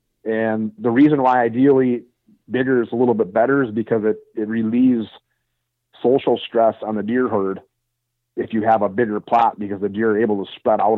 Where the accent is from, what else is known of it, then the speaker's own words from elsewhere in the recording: Wisconsin, United States; I mean, I'm from Wisconsin, and we have deer herds in the northern part of Wisconsin that deal with 150 inches of snow